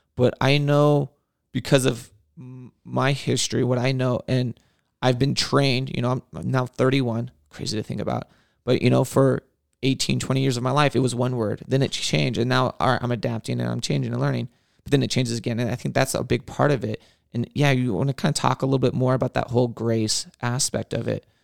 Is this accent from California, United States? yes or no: yes; Whittier, California, United States; born and raised in Whittier